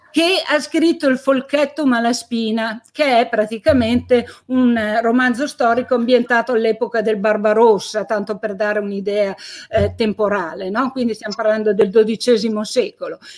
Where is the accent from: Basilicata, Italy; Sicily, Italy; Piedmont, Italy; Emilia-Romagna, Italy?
Piedmont, Italy; Carbonara Scrivia; a Carbonara, il mio paese di origine